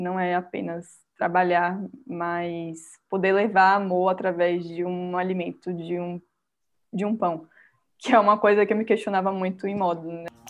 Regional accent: Salvador, Bahia, Brazil; moved away as an adult; eu não sou daqui, eu sou de Salvador

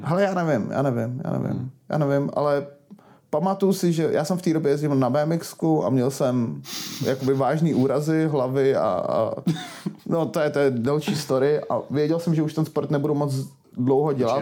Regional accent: Prague, Czechia; já jsem prostě rodilej Pražák

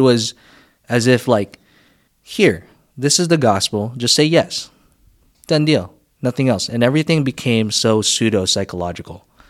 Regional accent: Philippines; now in United States; I grew up in the Philippines

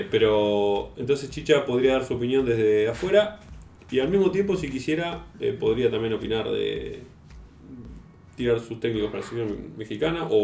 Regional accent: Argentina; es muy común en, un, lugar tan futbolero como Argentina que todos nos sintamos eh, con capacidad para poner o sacar jugadores

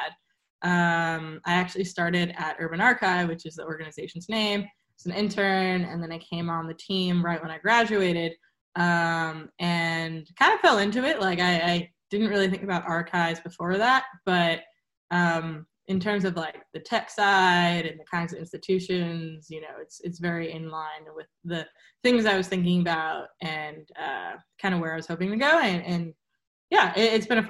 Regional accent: New York City, New York, United States; I'm from New York

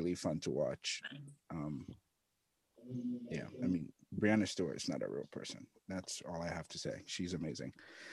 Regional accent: Ghana; moved away; I'm from Ghana

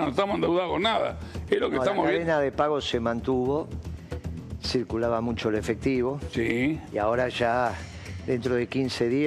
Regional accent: Leones, Córdoba, Argentina; Yo vengo de Leones, en Córdoba. Una ciudad pequeña, capital nacional del trigo

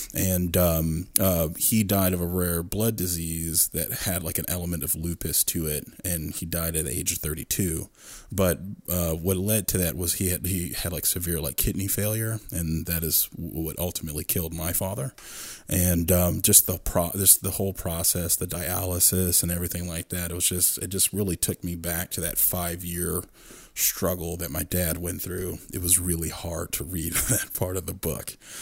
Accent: Stafford, Virginia, United States; I grew up in Stafford. I grew up in suburbia.

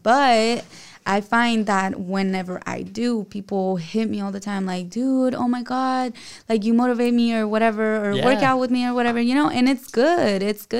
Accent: El Paso, Texas, United States; now in San Diego, United States; Well, I was born in Texas, in El Paso, Texas.

